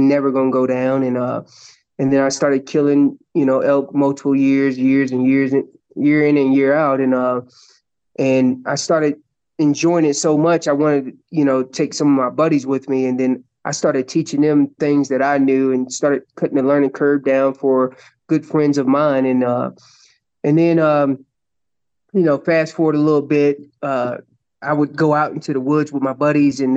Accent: North Carolina, United States; moved away as an adult; also born or lived in Colorado; now in Pueblo West, United States; I'm originally from North Carolina, but the Army brought me out to Colorado.

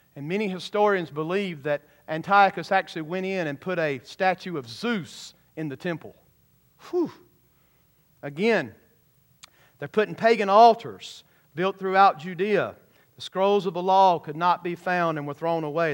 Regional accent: Georgia, United States; When I was a kid growing up in Georgia

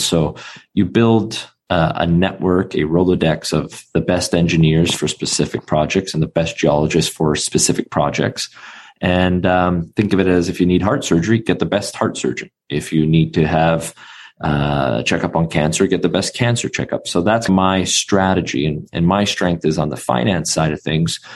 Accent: Vancouver, British Columbia, Canada; being born and raised in Vancouver, Canada

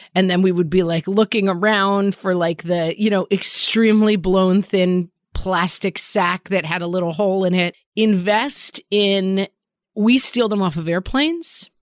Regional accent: New York, United States; as a New Yorker

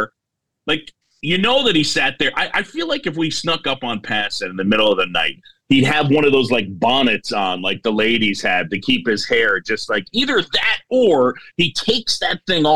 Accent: New York, United States; also born or lived in Philadelphia, Pennsylvania; I was born in Philadelphia. My parents met at Drexel. My dad's side got their hooks in me. They were big Phillies fans. So when I moved to New York when I was 7 years old

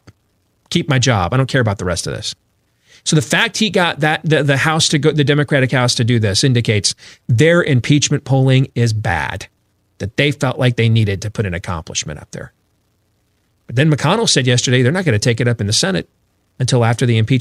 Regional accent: Michigan, United States; moved away; where I grew up in Michigan

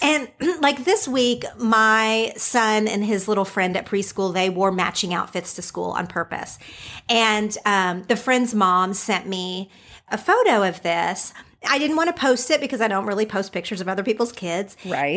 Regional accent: Oklahoma, United States; now in California, United States; growing up in Oklahoma and living in California

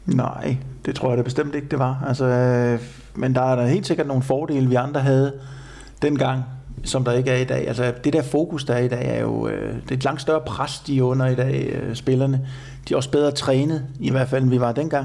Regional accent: Denmark

